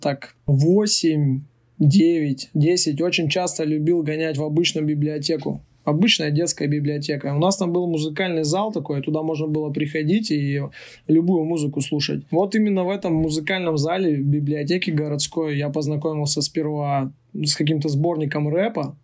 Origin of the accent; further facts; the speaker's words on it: Urals, Russia; я сам же родом с Урала, то есть с тех мест